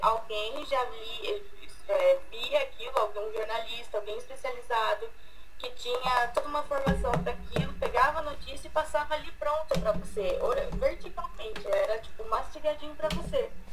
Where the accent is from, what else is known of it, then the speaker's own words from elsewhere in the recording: Laranjal Paulista, São Paulo, Brazil; eu sou de Laranja Paulista